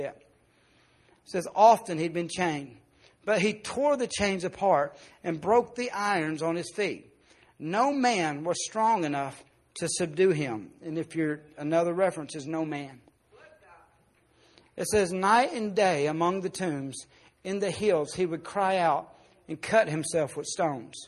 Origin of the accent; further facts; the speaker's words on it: Arkansas, United States; I grew up in Arkansas